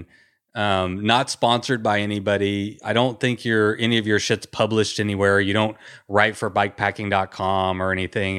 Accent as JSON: {"language": "English", "region": "Texas", "country": "United States", "tie": "born or raised there", "said": "I grew up in Texas"}